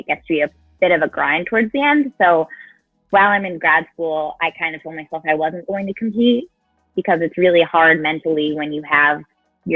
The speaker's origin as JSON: {"language": "English", "region": "Rhode Island", "country": "United States", "moved": "yes", "lives_now": "Tallahassee, United States", "said": "I'm originally from Rhode Island, and I currently live in Tallahassee, Florida."}